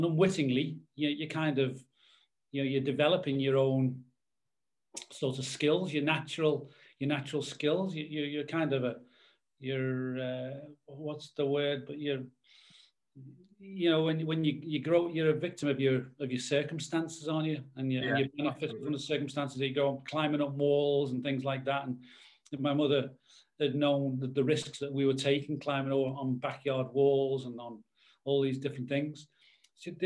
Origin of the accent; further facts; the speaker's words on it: Liverpool, North West England, United Kingdom; I grew up in Everton.